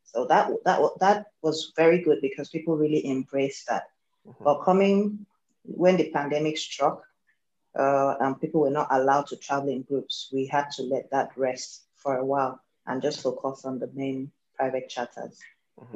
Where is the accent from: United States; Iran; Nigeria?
Nigeria; I am Nigerian, based here in Nigeria as well